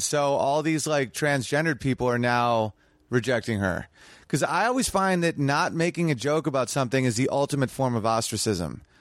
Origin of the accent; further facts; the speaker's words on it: New York, United States; my hometown is Sweet Little New York.